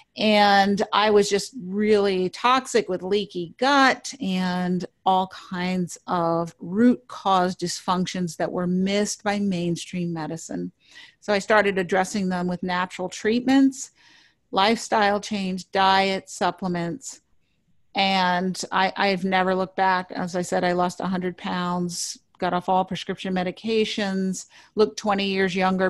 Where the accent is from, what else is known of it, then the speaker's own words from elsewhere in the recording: New York City, New York, United States; I grew up in New York City